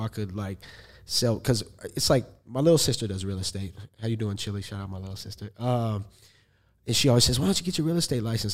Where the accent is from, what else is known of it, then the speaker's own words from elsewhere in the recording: Los Angeles, California, United States; I'm an artist from Los Angeles, California